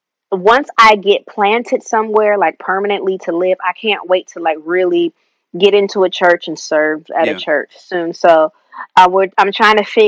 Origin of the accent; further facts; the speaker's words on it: Rockford, Illinois, United States; I grew up in Rockford, Illinois, at a church called St. Paul Church of God in Christ